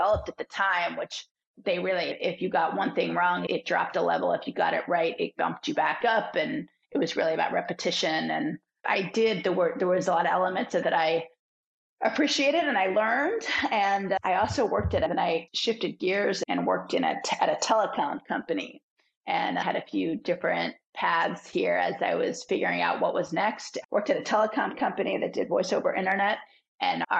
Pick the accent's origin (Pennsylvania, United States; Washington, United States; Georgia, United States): Pennsylvania, United States; Philadelphia; moved away as an adult; now in San Francisco Bay Area, United States; I'm from Philadelphia